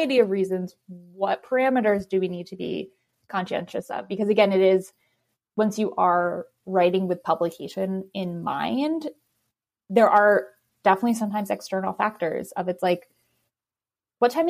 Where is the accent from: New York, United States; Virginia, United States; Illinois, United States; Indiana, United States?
New York, United States; New York City; being a New Yorker